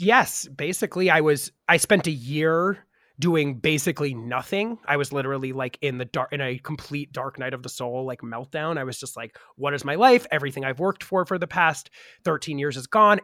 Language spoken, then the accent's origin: English; New York, United States; I grew up in New York